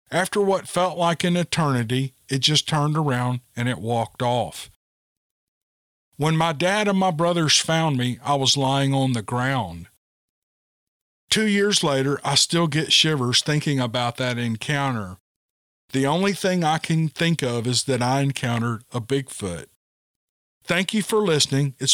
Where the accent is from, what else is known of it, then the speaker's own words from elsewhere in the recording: Bend, Oregon, United States; This encounter happened when I was around 15. I grew up in Bend, Oregon.